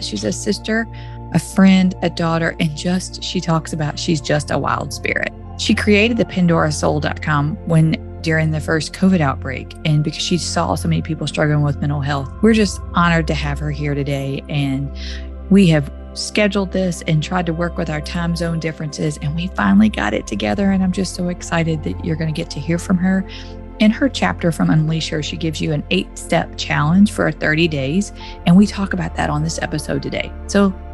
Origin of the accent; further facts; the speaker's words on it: the South, United States; accent: Southern; my Southern accent